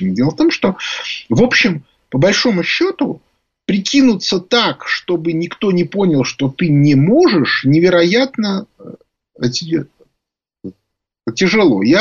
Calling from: Saint Petersburg, Russia

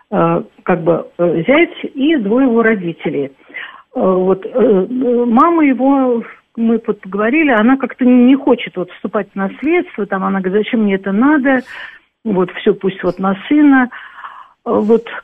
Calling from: Moscow, Russia

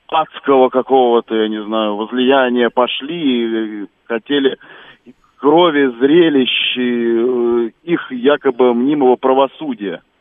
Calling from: Moscow, Russia; я из Москвы.

